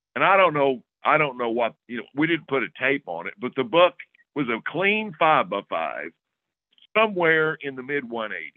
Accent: Oklahoma, United States; I grew up in Oklahoma, and I graduated in 1972, and my senior year in high school

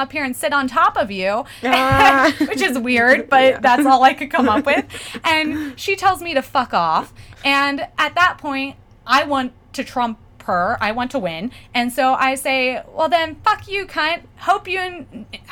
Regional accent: Pennsylvania, United States; now in New York, United States; I'm from Pennsylvania.

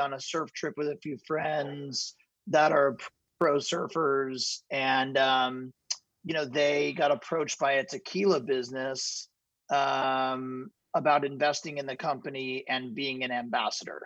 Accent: Ventura, California, United States; I grew up in Ventura, which is about 30 minutes south of Santa Barbara here in Southern California

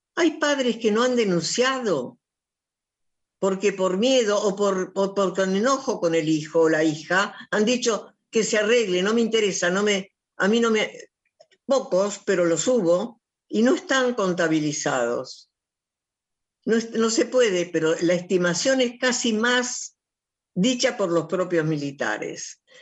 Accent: Argentina; soy una argentina que sufre

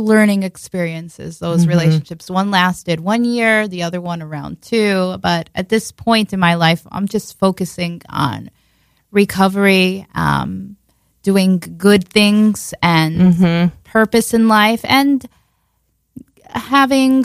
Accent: Long Island, New York, United States; accent: Long Island; also born or lived in Israel / Far Rockaway, New York; I was born in Israel, and then I moved to Long Island, which I have a really heavy Long Island accent

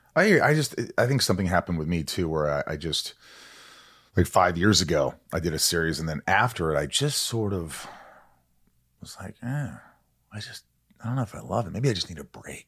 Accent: Evansville, Indiana, United States; now in Hollywood Hills, United States; I grew up in Evansville, Indiana.

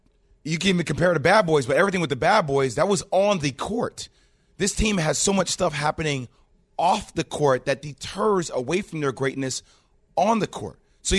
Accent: New Jersey, United States; because I'm from Jersey.

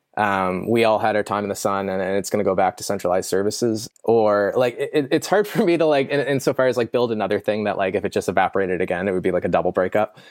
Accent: Canada; I'm Canadian.

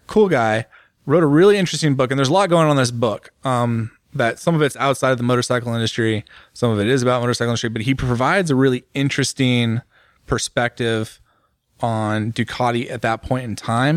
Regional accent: United States; also born or lived in Italy; me as an American, as a capitalist

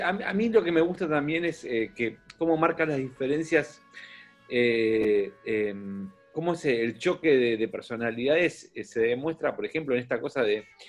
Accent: Buenos Aires, Argentina; yo soy de Capital

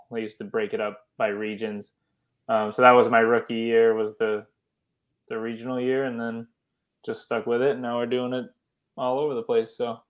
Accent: Connecticut, United States; I'm from Connecticut.

